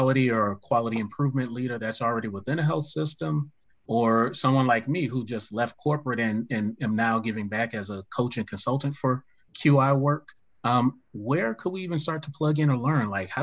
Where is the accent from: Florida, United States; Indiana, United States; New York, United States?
Florida, United States; moved away; I'm originally from Florida